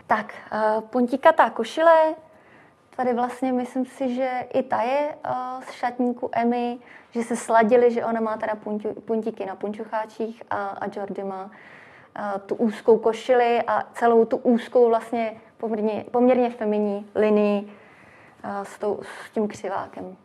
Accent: Czechia; u nás v Čechách

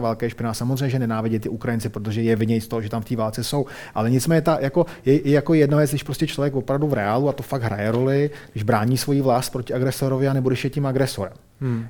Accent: Czechia; my jsme Češi

